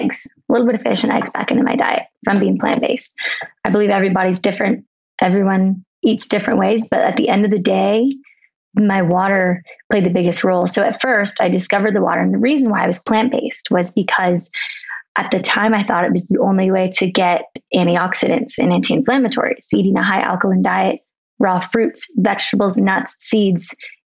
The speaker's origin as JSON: {"language": "English", "region": "Arizona", "country": "United States", "also_born_or_lived": "San Diego, California", "moved": "yes", "lives_now": "Colorado, United States", "said": "I'm from Arizona originally, but I bounce around. I lived in San Diego. I'm now in Colorado"}